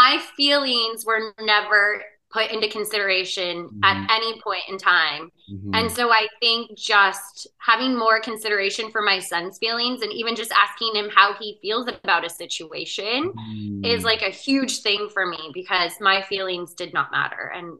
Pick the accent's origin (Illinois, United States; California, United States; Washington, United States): Washington, United States; Spokane; moved away as an adult; In Spokane, Washington.